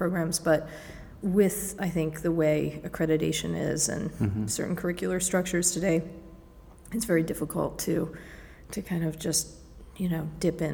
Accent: Cape Cod, Massachusetts, United States; moved away as an adult; growing up in the Cape, also with this summer kind of influx

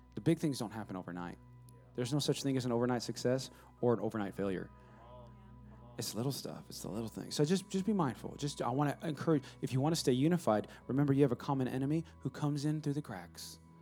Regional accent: West Coast, California, United States; I'm from West Co-, Californ-

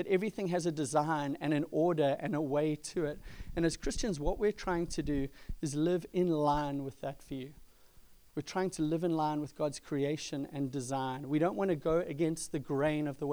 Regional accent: South Africa; moved away; I grew up in South Africa

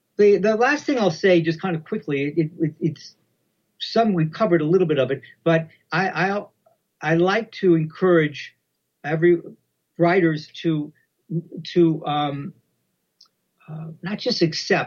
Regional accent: United States; I grew up in America, right?

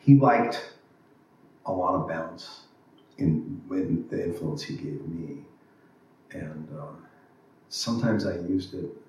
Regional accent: Los Angeles, California, United States; growing up in Los Angeles in that era

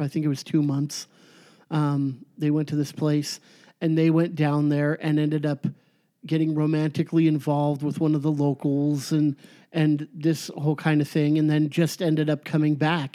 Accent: Orange County, California, United States; born or raised there; moved away as an adult; now in Chico, United States

